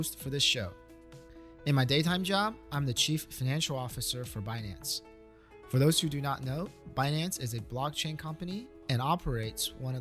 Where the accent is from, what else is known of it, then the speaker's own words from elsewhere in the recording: United States; moved away as an adult; also born or lived in China / Hong Kong / Beijing / Los Angeles; grew up in the US